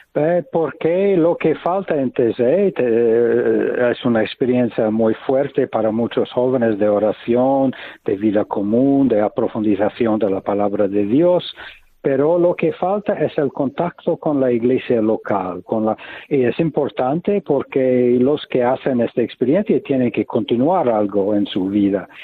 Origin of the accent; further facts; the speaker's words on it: United States; Spanish is a second language; moved away as an adult; now in Taizé, France; vengo de los Estados Unidos y estu estuve en, en Europa